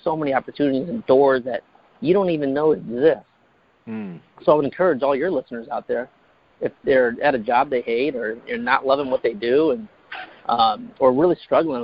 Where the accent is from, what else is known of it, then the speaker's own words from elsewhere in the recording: Fort Wayne, Indiana, United States; moved away as an adult; also born or lived in North Carolina; now in California, United States; I was born and raised in Fort Wayne, Indiana.